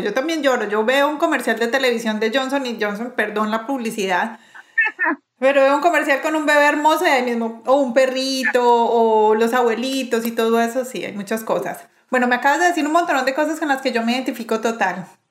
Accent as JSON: {"language": "Spanish", "town": "Medellín", "region": "Antioquia", "country": "Colombia", "said": "Yo soy de Medellín"}